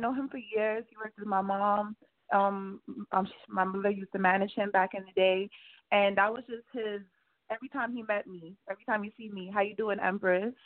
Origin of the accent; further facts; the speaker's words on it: New York City, New York, United States; I was raised in Brooklyn, New York, but my father is from Trinidad, and my mom's from Trinidad